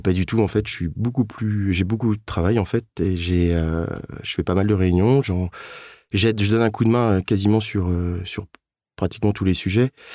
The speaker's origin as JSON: {"language": "French", "town": "Rennes", "region": "Brittany", "country": "France", "tie": "born or raised there", "said": "je viens de, de Rennes."}